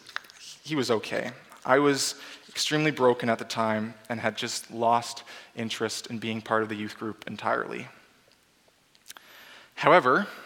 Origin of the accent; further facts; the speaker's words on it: Abbotsford, British Columbia, Canada; moved away as an adult; I was born and raised in Abbotsford, British Columbia, a very long way away from here.